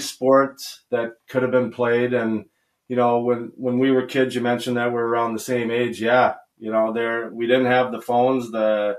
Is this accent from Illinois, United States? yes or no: no; Minnesota, United States; we're both obviously from Minnesota